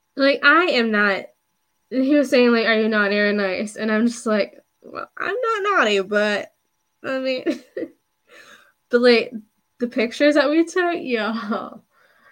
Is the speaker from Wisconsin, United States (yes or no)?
no; Buffalo, New York, United States; I'm from Buffalo.